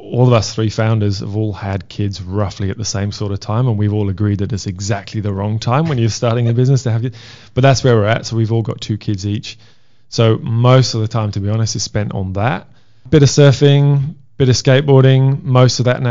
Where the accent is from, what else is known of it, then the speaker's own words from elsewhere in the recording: Wales, United Kingdom; I'm Welsh.